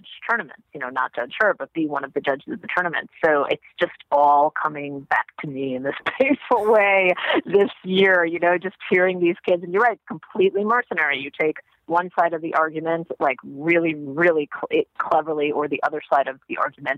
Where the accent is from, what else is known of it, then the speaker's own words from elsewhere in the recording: New York City, New York, United States; also born or lived in Israel; my parents live in Jamaica, Queens. That's where I grew up.